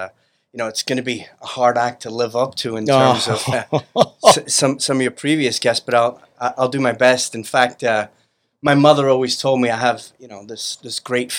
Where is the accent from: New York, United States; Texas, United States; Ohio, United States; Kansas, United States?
New York, United States; Brooklyn; now in Staten Island, United States; But I was born in Bay Ridge, Brooklyn, 74th Street, 5th Avenue. Our Lady of Angels student.